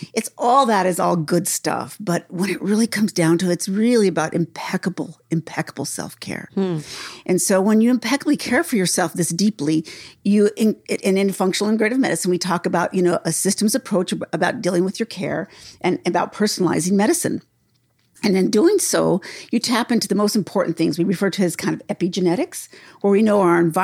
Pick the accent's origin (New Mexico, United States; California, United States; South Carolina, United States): New Mexico, United States; I'm from New Mexico